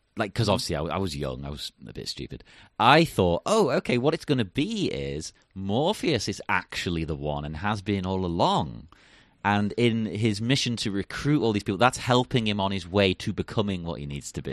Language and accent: English; England, United Kingdom; being English